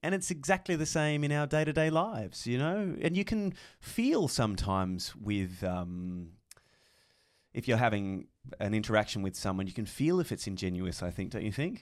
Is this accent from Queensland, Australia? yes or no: no; Tassie, Tasmania, Australia; born or raised there; moved away